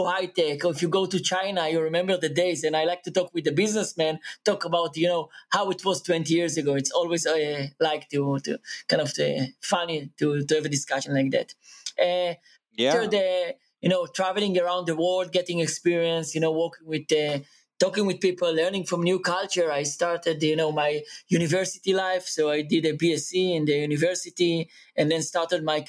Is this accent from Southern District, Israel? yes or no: yes; Eilat, Southern District, Israel; I was born in the southest place in Israel, Eilat.